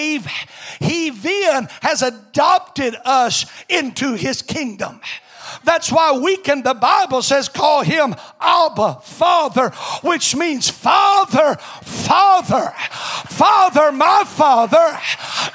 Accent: Alabama, United States; I come from Alabama

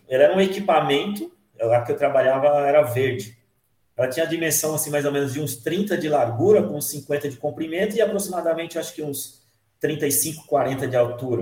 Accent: Minas Gerais, Brazil; moved away as an adult; now in São Paulo, Brazil; nasci aqui em São Paulo, mas fui criado em Minas. Eu falo que eu sou mineiro

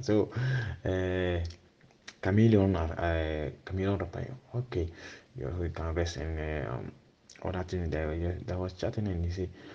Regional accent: Ghana; English is a second language; now in Gravina di Catania, Italy; I'm coming from Ghana. I'm staying in Gravina, Catania.

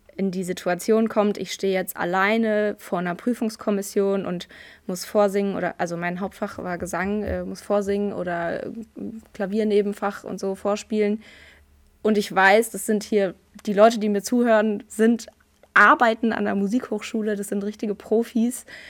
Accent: Frankfurt, Hesse, Germany; Ich komme aus Frankfurt, ich bin eine gebürtige Frankfurterin

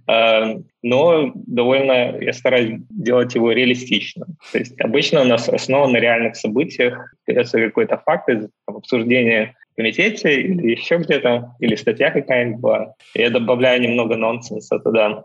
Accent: Belarus; moved away as an adult; also born or lived in United Kingdom; now in California, United States; Я родом из Беларуси, поэтому владею русским

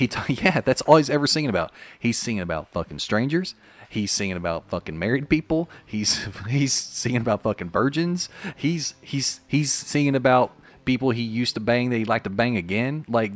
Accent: Paragould, Arkansas, United States; born or raised there; moved away

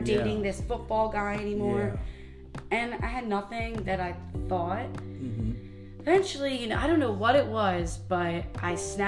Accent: Baltimore County, Maryland, United States; moved away as an adult; now in Harford County, United States; I'm from Baltimore County

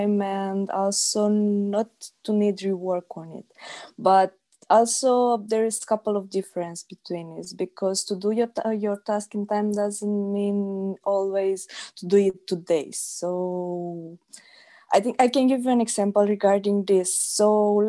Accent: Iași, Iași County, Romania; I am from Romania, Iași

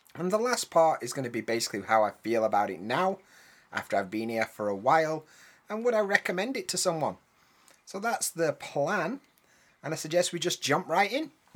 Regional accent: United Kingdom; first language English; moved away; I'm a British guy, I know a bit about British English

